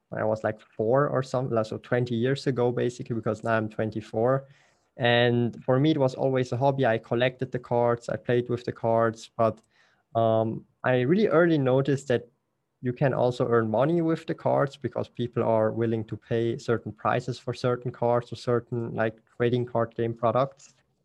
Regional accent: German-speaking Switzerland, Switzerland; English is a second language; Because like I'm from the Swiss German part, so I speak Swiss German and German.

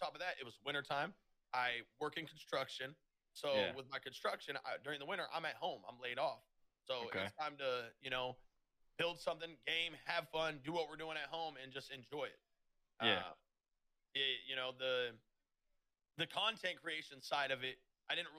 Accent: Des Moines, Iowa, United States; I'm from Des Moines, Iowa

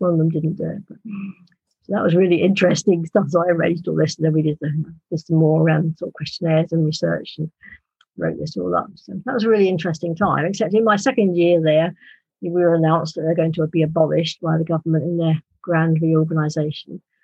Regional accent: United Kingdom; accent: British; my British accent

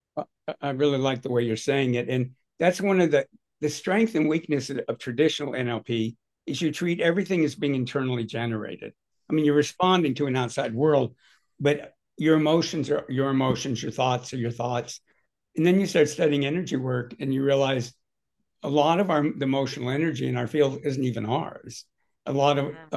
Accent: Southern California, United States; I grew up in Southern California

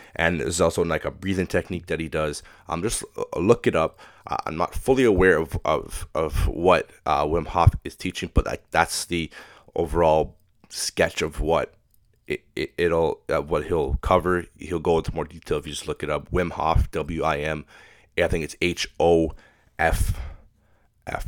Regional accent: Pickering, Ontario, Canada; I'm not from Toronto, but I'm from Pickering, so it's, that's the way I, I, I talk

